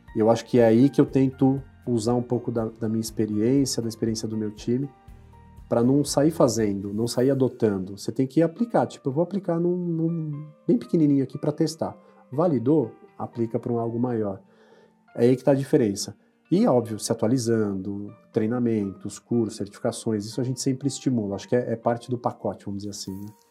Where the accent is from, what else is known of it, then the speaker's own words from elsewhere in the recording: São Paulo, Brazil; eu sou natural de São Paulo, nascido na, ali próximo à Praça Pan-Americana, ali na, na, Zona Sul de São Paulo